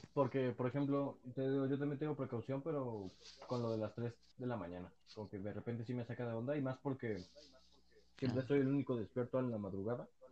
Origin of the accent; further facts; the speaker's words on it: Mexico; somos los mexicanos